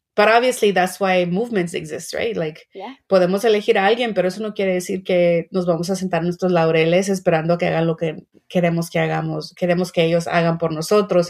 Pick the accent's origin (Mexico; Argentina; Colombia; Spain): Mexico; now in United States; Yo soy migrante mexicana